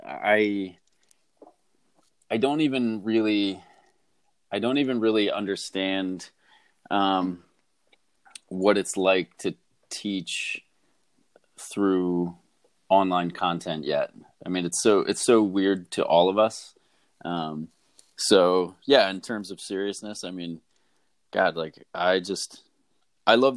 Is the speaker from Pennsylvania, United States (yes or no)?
yes; Philadelphia, Pennsylvania, United States; I'm from Philadelphia